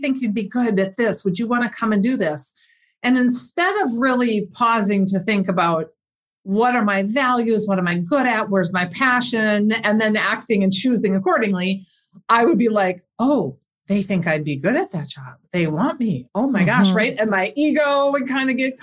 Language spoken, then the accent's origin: English; Minnesota, United States; I was born and raised in Minnesota